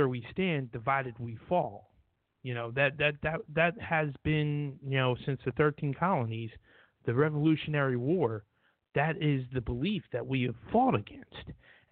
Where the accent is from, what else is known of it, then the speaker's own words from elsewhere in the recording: New Jersey, United States; we're from New Jersey